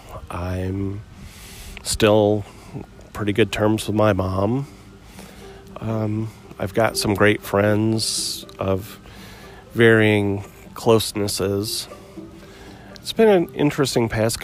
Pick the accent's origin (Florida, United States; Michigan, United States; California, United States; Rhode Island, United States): Michigan, United States; Muskegon; now in Maryville, United States; I grew up in Muskegon, Michigan, on Lake Michigan, you know, 45 years ago